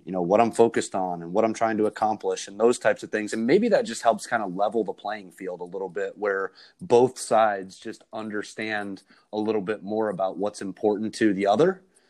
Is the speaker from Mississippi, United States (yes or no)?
no; Ohio, United States; also born or lived in Atlanta, Georgia; I grew up partially in Atlanta. And so I played some junior golf there. And then I relocated back to Northeast Ohio, actually finished high school up there and played high school golf.